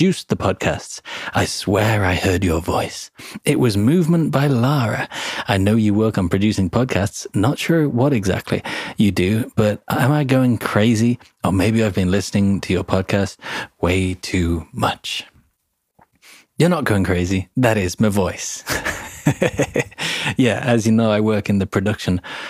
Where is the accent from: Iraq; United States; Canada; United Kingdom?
United Kingdom; England; accent: vaguely British; I'm English